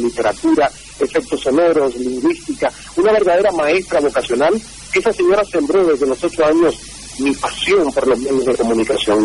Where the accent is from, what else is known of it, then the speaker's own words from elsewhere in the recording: Santiago de Cuba, Cuba; moved away as an adult; la emisora provincial de Santiago de Cuba, donde yo nací y crecí.